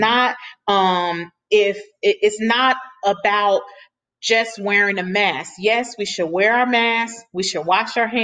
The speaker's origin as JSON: {"language": "English", "town": "Chicago", "region": "Illinois", "country": "United States", "tie": "born or raised there", "said": "Chicago, because that's my home state, that's where I was born and raised"}